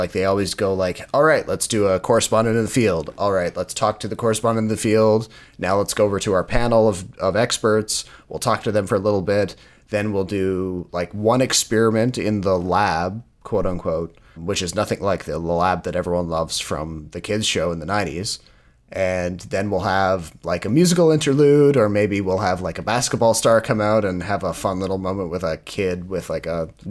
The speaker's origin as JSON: {"language": "English", "region": "East Coast", "country": "Canada", "tie": "born or raised there", "lives_now": "Ontario, Canada", "said": "Because when I was growing up on the East Coast of Canada, people were almost absurdly polite at the end of movies."}